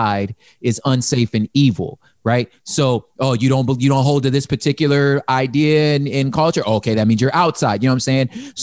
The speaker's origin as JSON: {"language": "English", "region": "California", "country": "United States", "said": "I don't cease being a Californian. When I become a grab, I'm still a Californian."}